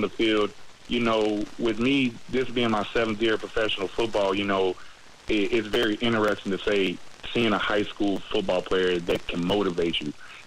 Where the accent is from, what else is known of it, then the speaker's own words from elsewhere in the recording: Nashville, Tennessee, United States; now in Jacksonville, United States; I'm from Nashville, Tennessee